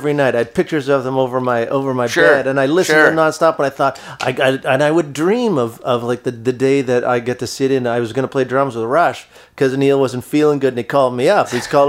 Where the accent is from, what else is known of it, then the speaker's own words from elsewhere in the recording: Toronto, Ontario, Canada; They're from my hometown.